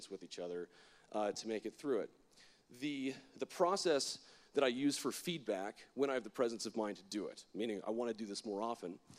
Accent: Florida, United States; I'm from Florida. My worldview is a little bit different than everybody else's because Florida is weird

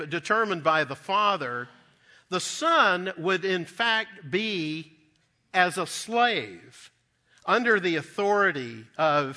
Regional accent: Dallas, Texas, United States; growing up in Dallas as a young boy

